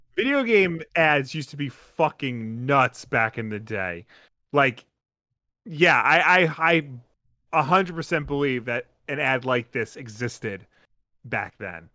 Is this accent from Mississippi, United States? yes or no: no; Long Island, New York, United States; accent: Long Island; I've just become such a hardcore Long Islander in my old age, like, my accent is showing more.